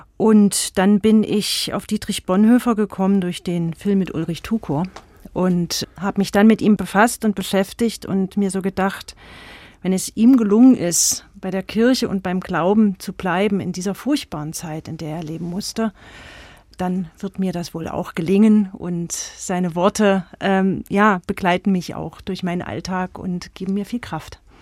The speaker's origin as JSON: {"language": "German", "region": "East Germany", "country": "Germany", "lives_now": "Eisenach, Germany", "said": "ich habe mich als Ostdeutscher fremd im Osten gefühlt"}